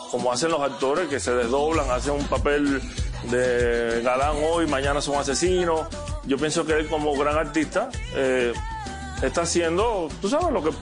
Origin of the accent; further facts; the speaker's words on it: Cuba; como buen cubano